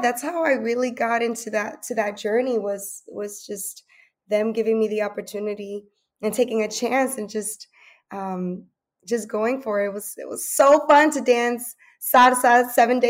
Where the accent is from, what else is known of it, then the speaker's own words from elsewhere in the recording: Paterson, New Jersey, United States; I am originally born and raised in Paterson, New Jersey